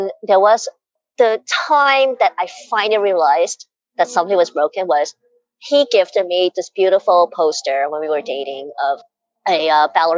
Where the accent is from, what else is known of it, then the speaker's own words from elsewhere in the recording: United States; I was brought up in a culture, I'm Chinese American